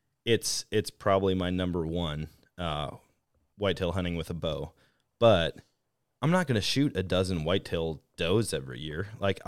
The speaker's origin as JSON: {"language": "English", "region": "Wisconsin", "country": "United States", "tie": "born or raised there", "said": "growing up in Wisconsin"}